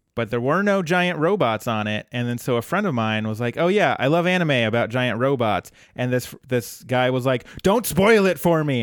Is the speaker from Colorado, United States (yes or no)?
yes; Colorado, United States; I grew up in Colorado